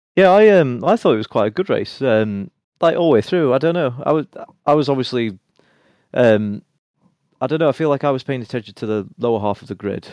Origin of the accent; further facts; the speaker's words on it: Sheffield, Yorkshire and the Humber, United Kingdom; my hometown of Sheffield